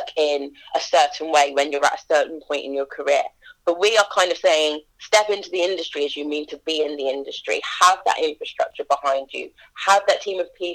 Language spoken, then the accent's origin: English; Leamington Spa, West Midlands, United Kingdom; my hometown